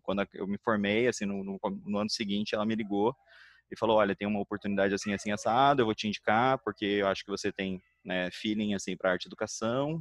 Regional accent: Curitiba, Paraná, Brazil; now in Rio de Janeiro, Brazil; eu sou curitibano

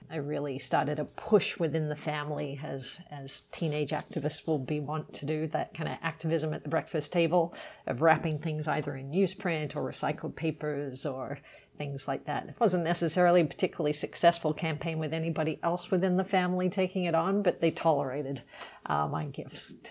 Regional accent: Sydney, New South Wales, Australia; Even though I grew up in Sydney, big city on the east coast in Australia, our family would cel- we celebrated Christmas

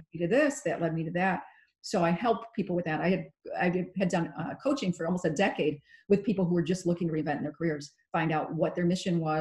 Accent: Chicago, Illinois, United States; I grew up in the Chicago area

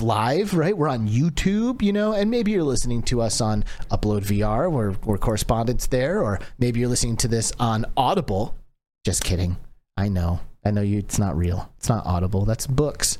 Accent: Michigan, United States; I grew up in Michigan. It was Michiganders

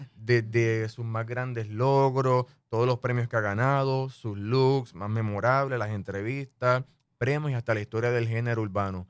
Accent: Puerto Rico; crecí en Puerto Rico, pues siempre me he criado con las novelas

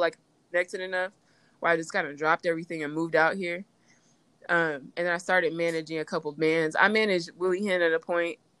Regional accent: Indianapolis, Indiana, United States; I'm from Indianapolis

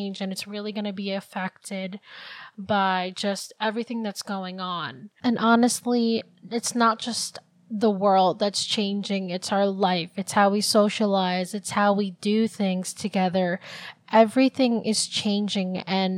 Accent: New Jersey, United States; also born or lived in Philippines; I've grown up in Jersey most of my life, I'm actually from the Philippines. I was born there.

